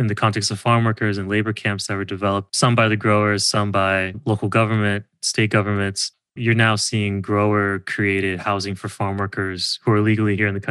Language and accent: English; California, United States; being a Californian